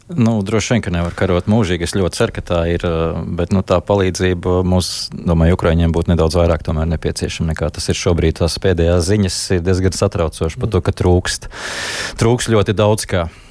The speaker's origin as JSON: {"language": "Latvian", "town": "Valmiera", "region": "Vidzeme", "country": "Latvia", "said": "es esmu no Valmieras puses"}